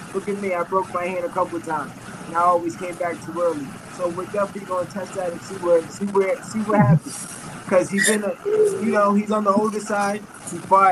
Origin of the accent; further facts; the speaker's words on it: Boston, Massachusetts, United States; now in Los Angeles, United States; I grew up in Boston